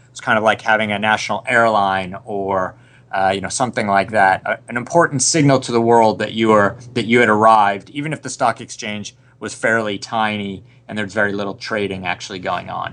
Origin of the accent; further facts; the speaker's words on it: Rochester, New York, United States; moved away as an adult; also born or lived in Boston; I was a suburban middle class kid from uh, Rochester, New York